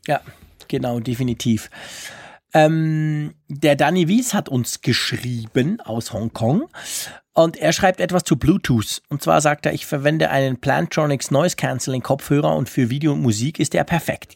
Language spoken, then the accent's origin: German; Switzerland; als Schweizer